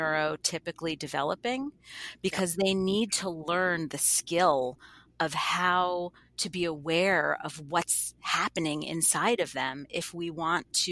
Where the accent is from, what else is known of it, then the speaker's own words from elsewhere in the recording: New York, United States; now in Boston, United States; I'm from New York, right? I live in Boston